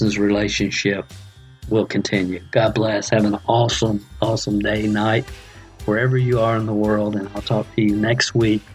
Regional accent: the South, United States; accent: southern; my southern accent

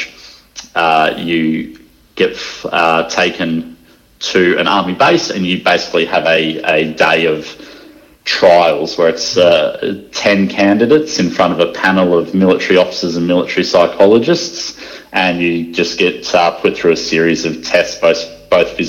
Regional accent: Sunshine Coast, Queensland, Australia; I grew up on the Sunshine Coast and had a pretty nice upbringing there

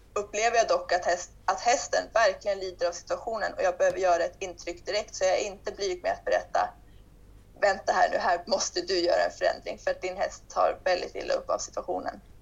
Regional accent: Sweden; moved away as an adult; now in Portugal; jag stod och undervisade i ridhuset hemma i Sverige

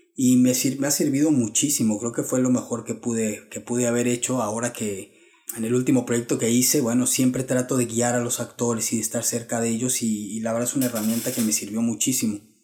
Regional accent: Mexico; como mexicanos tenemos

